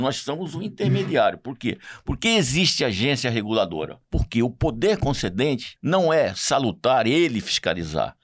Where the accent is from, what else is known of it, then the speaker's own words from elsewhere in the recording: Cuiabá, Mato Grosso, Brazil; eu sou um cuiabano de Chapecruz, de muita raiz aqui, apaixonado pela minha terra